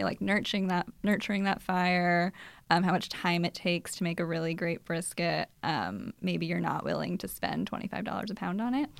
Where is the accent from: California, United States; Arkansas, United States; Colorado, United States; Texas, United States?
California, United States; Bay Area; I'm from here. I'm from the Bay Area.